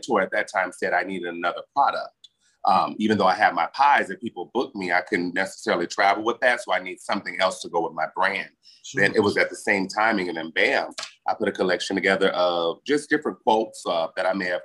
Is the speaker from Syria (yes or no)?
no; Las Vegas, Nevada, United States; accent: southern draw; I'm born and raised